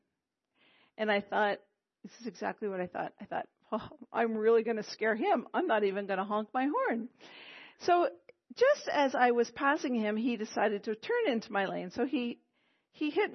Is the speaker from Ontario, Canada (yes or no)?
no; Quebec, Canada; first language English; I'm from Quebec, okay? So people often say to me, oh, your English is so good. And I thank them because it's my mother tongue